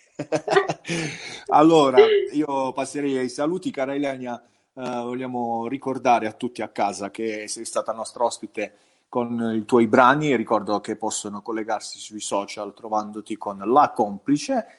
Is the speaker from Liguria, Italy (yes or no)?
no; province of Bari, Apulia, Italy; qui al sud